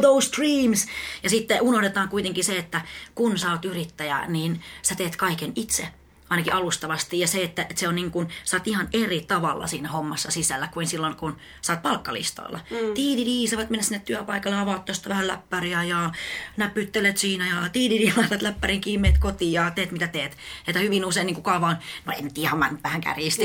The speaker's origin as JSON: {"language": "Finnish", "town": "Espoo", "region": "Uusimaa", "country": "Finland", "tie": "born or raised there", "also_born_or_lived": "Helsinki / Tampere", "said": "mä oon helsinkiläinen itse asiassa alun perin... Ö, tota, mä oon asunut Mankkalla 18 vuotta."}